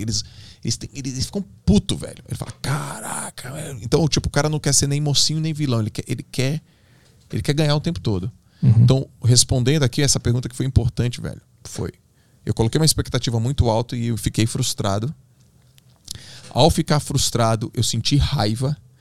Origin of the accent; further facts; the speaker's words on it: Santos, São Paulo, Brazil; Eu sou de Santos, né? Então, lá em Santos, onde eu nadava, tem um clube muito forte, uma da Unisanta, que é uma universidade, e eu nadei lá a vida toda